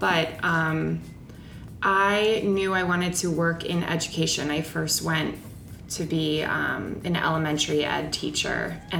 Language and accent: English; New York, United States; moved away as an adult; also born or lived in Maryland; now in Chicago, United States; but I'm originally from New York.